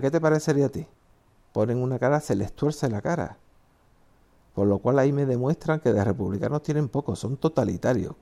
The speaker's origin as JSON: {"language": "Spanish", "country": "Spain", "said": "mi país, España"}